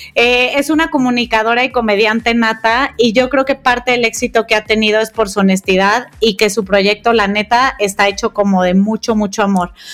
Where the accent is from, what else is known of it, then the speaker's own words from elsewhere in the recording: Guadalajara, Jalisco, Mexico; las dos somos tapatías